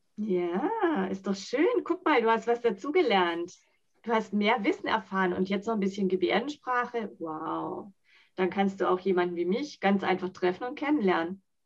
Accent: Germany; first language Sign language; German is a second language; ich bin in Deutschland geboren.

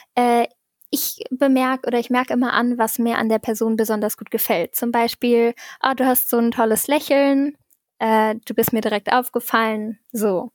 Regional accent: Saarbrücken, Saarland, Germany; ich komme aus Saarbrücken

